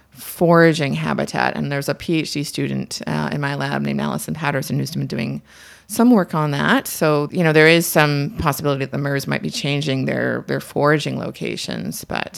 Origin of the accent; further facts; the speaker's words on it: Markham, Ontario, Canada; So I'm from Markham, Ontario, and I spent most of my summers near Lake Simcoe.